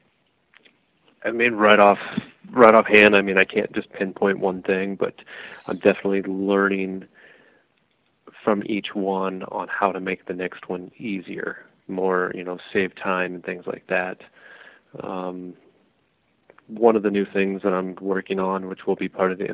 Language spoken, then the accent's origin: English; Ankeny, Iowa, United States; I'm from Ankeny, Iowa, just outside of Des Moines